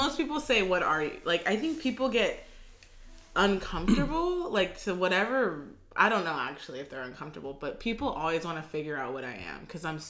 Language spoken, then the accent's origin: English; Oxnard, California, United States; we grew up in Oxnard, which is predominantly Mexican